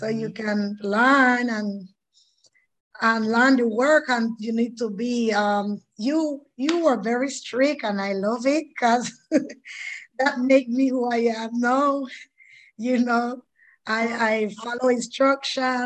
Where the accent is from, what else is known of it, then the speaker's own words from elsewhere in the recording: Bluefields, South Caribbean Coast Autonomous Region, Nicaragua; moved away as an adult; now in Panama; I'm from Nicaragua, from the coast of Bluefield. And I came to Panama in 2011.